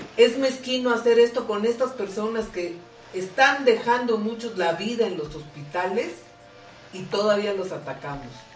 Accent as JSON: {"language": "Spanish", "country": "Mexico", "said": "nadie nos confronte como mexicanos"}